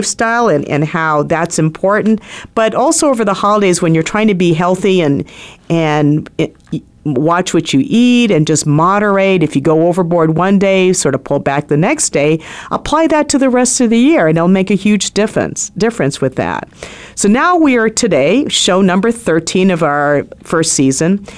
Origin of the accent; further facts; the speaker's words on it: Philippines; now in United States; I'm Filipino